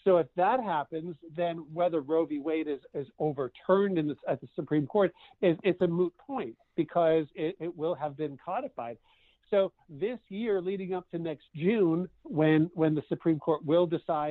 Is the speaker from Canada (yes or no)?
yes; Canada; moved away; I grew up in Canada